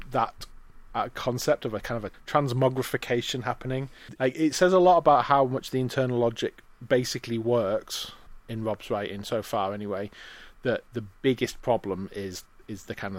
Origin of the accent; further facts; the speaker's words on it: England, United Kingdom; I'm sorry, I'm English, I don't speak Bulgarian.